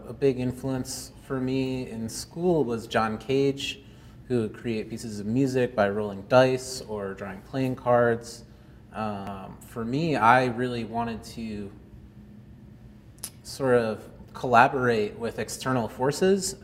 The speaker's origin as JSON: {"language": "English", "town": "Belmont", "country": "United States", "tie": "born or raised there", "moved": "yes", "lives_now": "Cleveland, United States", "said": "I grew up in Belmont, and now I live in Cleveland, Ohio"}